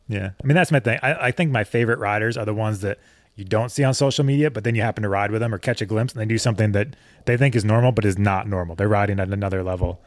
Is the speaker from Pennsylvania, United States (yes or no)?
no; Connecticut, United States; moved away as an adult; also born or lived in Colorado; I grew up on the East Coast, so in Connecticut